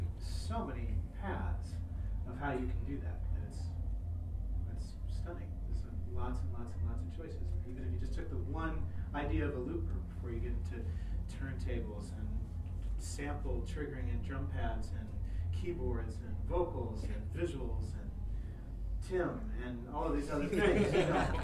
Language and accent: English; Germany; accent: German; English is a second language; I'm glad that people don't make fun of my thick German accent.